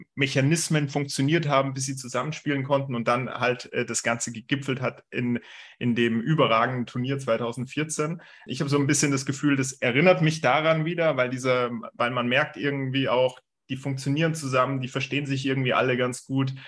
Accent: Germany; wir Deutsche

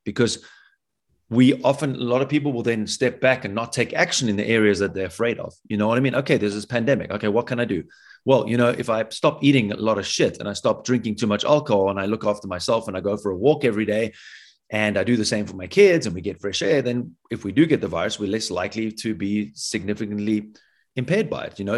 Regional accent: South Africa; As a South African

